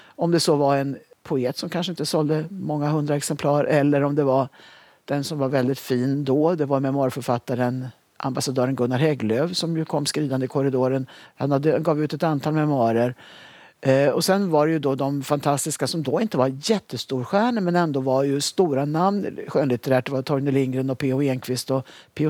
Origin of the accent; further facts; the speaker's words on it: Sundsvall, Västernorrland County, Sweden; moved away as an adult; now in Stockholm, Sweden; Jag hade flyttat ner till Stockholm från Sundsvall där jag hade, gått, eh, jag hade bott under uppväxten